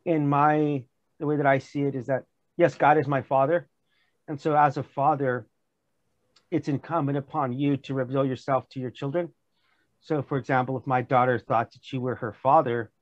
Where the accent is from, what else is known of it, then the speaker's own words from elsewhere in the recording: United States; moved away as an adult; now in South Korea; as an American